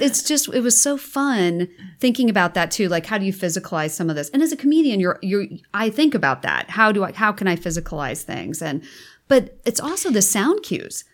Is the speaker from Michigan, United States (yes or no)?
no; Nebraska, United States; moved away as an adult; now in California, United States; I'm from Nebraska, sixth generation